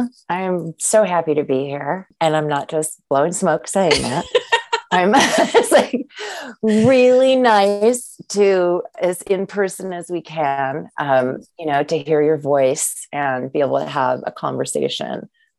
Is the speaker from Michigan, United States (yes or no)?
yes; Michigan, United States; moved away as an adult; also born or lived in Dayton, Ohio / Chicago; now in Yellow Springs, United States; I grew up in Michigan. After my dad moved to the Detroit area in the 70s for work from Ohio, I was born in Dayton. I'm actually back here in Ohio. I've lived here with my husband of 21 years